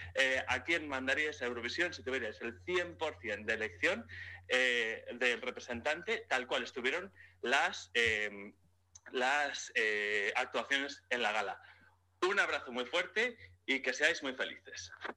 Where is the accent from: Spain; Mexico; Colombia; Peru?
Spain; como eurofan, como español